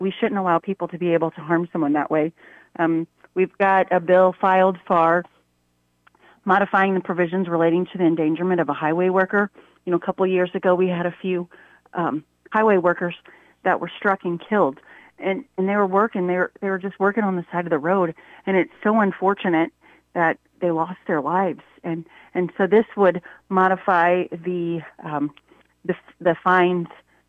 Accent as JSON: {"language": "English", "region": "Missouri", "country": "United States", "said": "we're from Missouri and we want our Missourians to have first choice"}